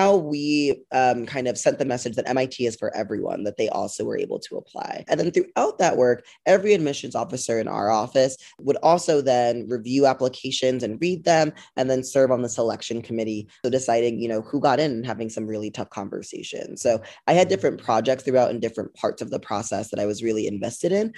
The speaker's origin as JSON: {"language": "English", "region": "New Jersey", "country": "United States", "tie": "born or raised there", "also_born_or_lived": "Boston", "moved": "yes", "said": "I grew up in New Jersey"}